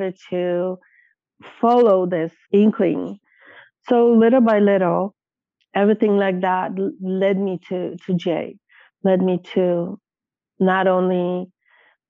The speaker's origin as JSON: {"language": "English", "country": "Poland", "tie": "born or raised there", "moved": "as an adult", "lives_now": "Canada", "said": "I was a newcomer to this country. I came here when I was 20 from Poland"}